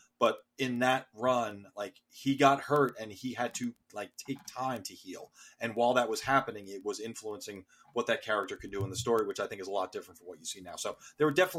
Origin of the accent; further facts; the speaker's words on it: United States; as an American